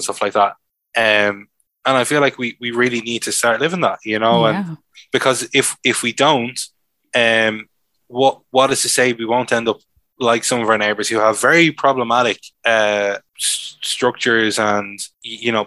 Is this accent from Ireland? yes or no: yes; Ireland; I'm from Ireland.